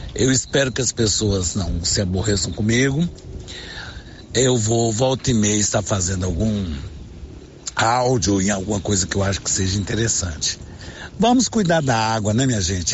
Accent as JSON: {"language": "Portuguese", "town": "Silvânia", "region": "Goiás", "country": "Brazil", "said": "Sou aqui de Silvânia"}